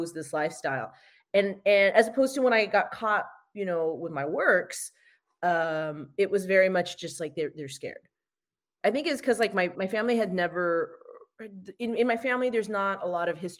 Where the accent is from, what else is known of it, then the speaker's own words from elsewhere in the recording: United States; I'm American